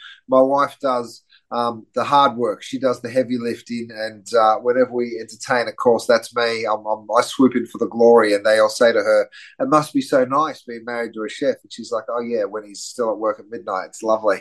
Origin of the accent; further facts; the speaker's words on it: Australia; moved away as an adult; also born or lived in London, United Kingdom; now in Los Angeles, United States; I grew up in Australia, which explains the slightly strange accent